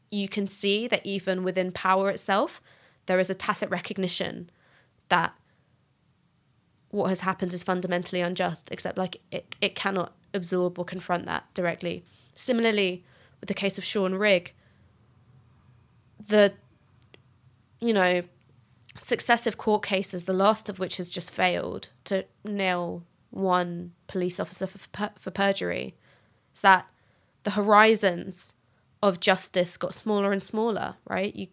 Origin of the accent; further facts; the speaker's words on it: London, United Kingdom; So I'm from North London.